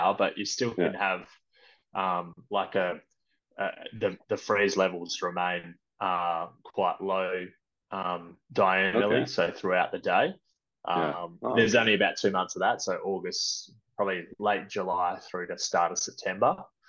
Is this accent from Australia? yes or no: yes; Perth, Western Australia, Australia; moved away as an adult; also born or lived in London, United Kingdom; now in Sydney, Australia; I grew up in Perth